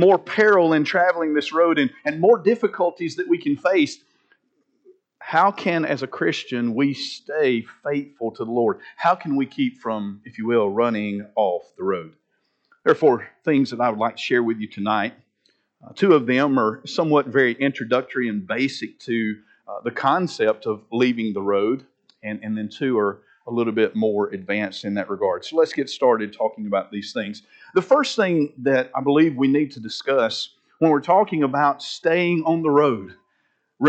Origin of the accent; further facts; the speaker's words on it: Linden, Alabama, United States; Years ago, growing up in Linden